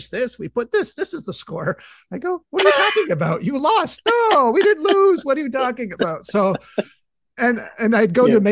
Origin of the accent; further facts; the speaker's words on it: Canada; I'm the only Canadian there